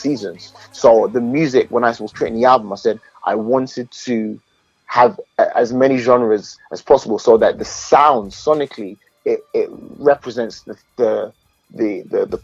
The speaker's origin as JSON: {"language": "English", "region": "London", "country": "United Kingdom", "tie": "born or raised there", "said": "I grew up in East London."}